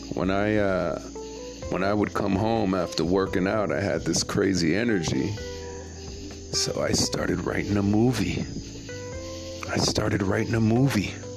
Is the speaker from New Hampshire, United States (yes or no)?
no; New York City, New York, United States; moved away; also born or lived in Jamaica / Toms River, New Jersey; I'm from Brooklyn. I'm from Brooklyn, guys. from Brooklyn, NYC. I'm from New York where this hip hop thing started